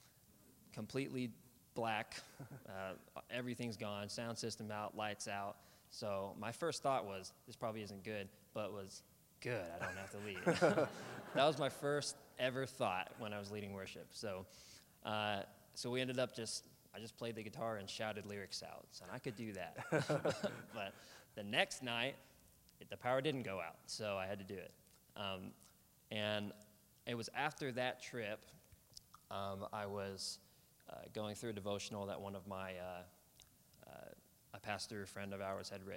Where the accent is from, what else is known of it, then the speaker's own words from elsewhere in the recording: Olathe, Kansas, United States; moved away as an adult; now in Oklahoma, United States; I'm from Kansas City, a suburb of Olathe, Kansas, on the Kansas side of Kansas City. Grew up on the Missouri side, moved to the Kansas side when I was 5 or 6